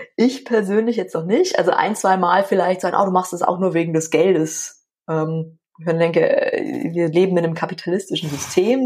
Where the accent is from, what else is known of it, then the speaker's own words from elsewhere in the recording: Schwandorf, Bavaria, Germany; ich komme ja aus Schwandorf und da ist die Grenze nach Tschechien jetzt nicht so ja. weit